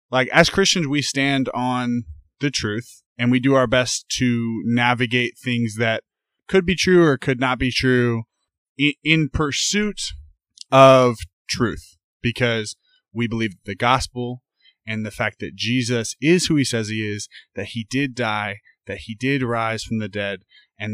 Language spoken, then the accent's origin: English; Indianapolis, Indiana, United States; now in Houston, United States; I'm from Naptown.